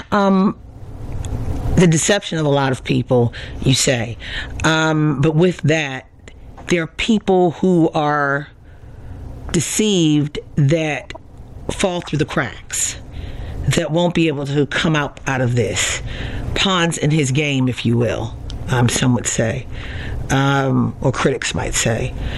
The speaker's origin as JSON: {"language": "English", "town": "Baltimore", "region": "Maryland", "country": "United States", "tie": "born or raised there", "said": "I grew up in Baltimore"}